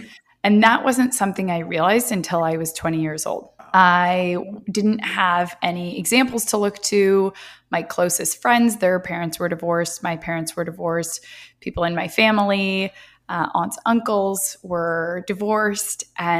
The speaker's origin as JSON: {"language": "English", "town": "Marin County", "region": "California", "country": "United States", "tie": "born or raised there", "said": "So yeah, I'm originally from the San Francisco Bay Area, right across the Golden Gate Bridge, a place called Marin County. And I grew up there my whole life. I was born there"}